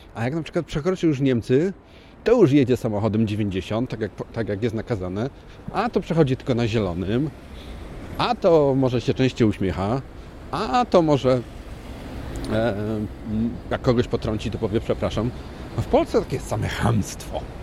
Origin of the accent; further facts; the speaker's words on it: Poznań, Greater Poland, Poland; now in Ireland; Ja też jestem z Poznania